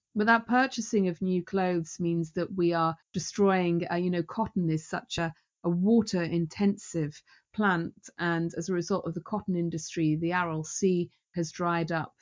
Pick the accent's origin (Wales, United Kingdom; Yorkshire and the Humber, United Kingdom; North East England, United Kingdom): Wales, United Kingdom; Newport; where I'm from in Newport, we are proud of our industrial heritage.